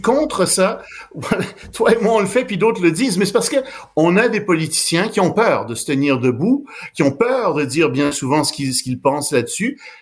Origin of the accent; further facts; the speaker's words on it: Montreal, Quebec, Canada; Je suis montréalais. Je suis né ici